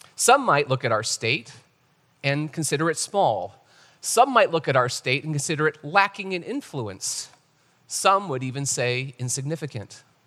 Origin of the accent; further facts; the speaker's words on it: North Canton, Ohio, United States; moved away as an adult; That's where I spent the first twenty years of my life. And there's a little town called North Canton